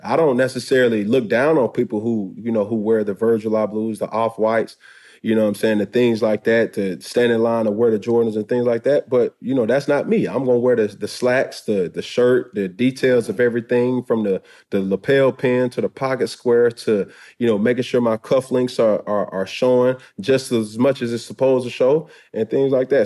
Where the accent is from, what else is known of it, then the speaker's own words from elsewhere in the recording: Atlanta, Georgia, United States; I'm from Atlanta, Georgia